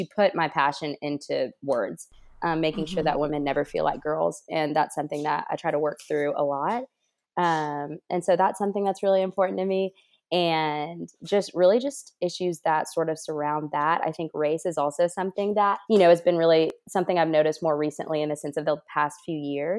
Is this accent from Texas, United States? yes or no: no; Alabama, United States; now in Washington, United States; people here, Alabama, that I'm from Alabama, because that's what I claim, because that's where my parents are. That's where my loved ones are. And that's my home.